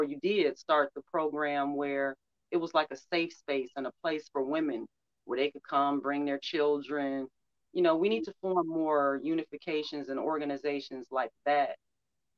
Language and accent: English; Detroit, Michigan, United States; I'm from Detroit, I'm from Motown, so I had Motown playing all the time